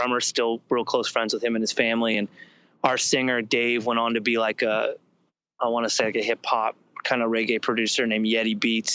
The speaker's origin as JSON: {"language": "English", "town": "Santa Barbara", "region": "California", "country": "United States", "tie": "born or raised there", "said": "I grew up around the Shiflets in Santa Barbara"}